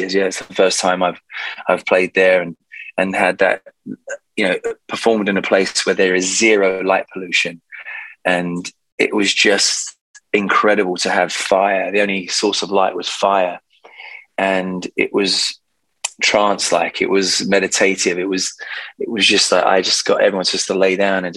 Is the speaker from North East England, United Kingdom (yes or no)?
no; London, United Kingdom; I've just come back to sunny London. So I'm really happy to be back in my hometown